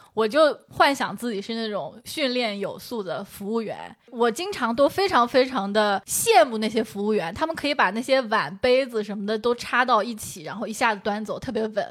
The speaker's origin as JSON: {"language": "Chinese", "town": "Shaoxing", "region": "Zhejiang", "country": "China", "moved": "yes", "said": "我们绍兴话"}